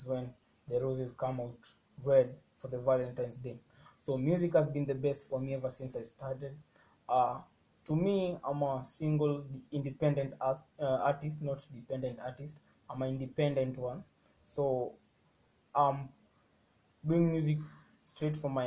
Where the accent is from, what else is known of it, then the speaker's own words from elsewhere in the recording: Kenya; I'm from Kenya, 254, and I'm proud to be from the East.